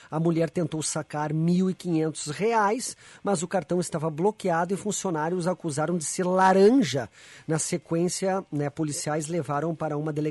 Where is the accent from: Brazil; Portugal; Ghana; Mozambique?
Brazil; Venâncio Aires, Rio Grande do Sul; Ela perto da minha cidade, a fábrica. Eu sou de Venâncio Aires, a fábrica é Lajeado ou Estrela ali, algo assim, Lajeado, né?